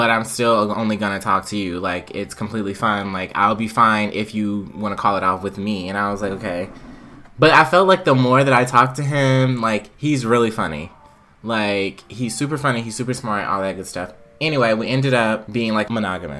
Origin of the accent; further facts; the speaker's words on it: South Carolina, United States; moved away; I was in South Carolina